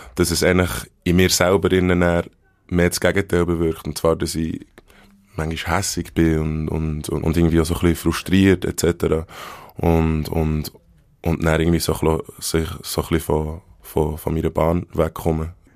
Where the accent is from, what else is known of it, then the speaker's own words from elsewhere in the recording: Bern, Switzerland; accent: Bernese German; first language Bernese German; ich bin in Bern in einem Spital geboren